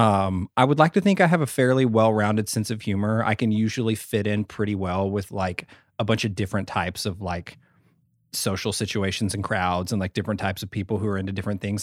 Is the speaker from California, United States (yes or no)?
no; Ada, Oklahoma, United States; also born or lived in Sherman, Texas; grew up in a really small town in southern Oklahoma